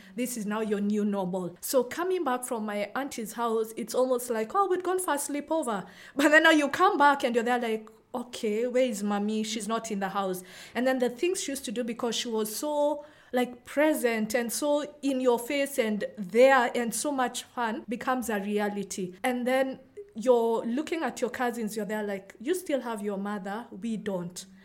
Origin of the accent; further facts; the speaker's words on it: Nairobi, Kenya; I'm from Kenya, specifically Nairobi, which is where I've grown up, lived all my life